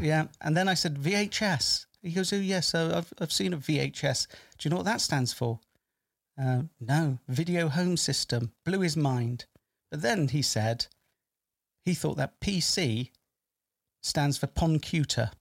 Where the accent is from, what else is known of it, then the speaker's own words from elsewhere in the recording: Bristol, South West England, United Kingdom; I'm from Bristol area